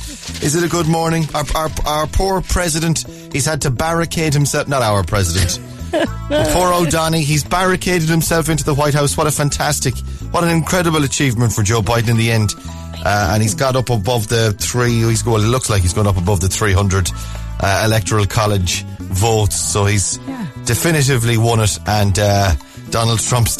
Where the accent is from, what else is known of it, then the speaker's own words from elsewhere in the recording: Ireland; It's that thing of as Irish people, we just jump on the bandwagon.